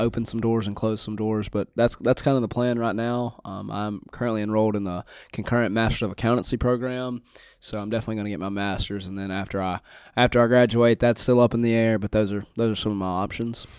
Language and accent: English; Winsboro, Louisiana, United States; I'm from the big city of Winsboro, Louisiana